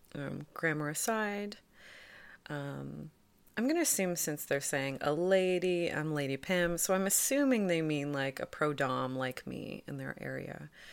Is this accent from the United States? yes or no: no; Toronto, Ontario, Canada; I'm from Toronto.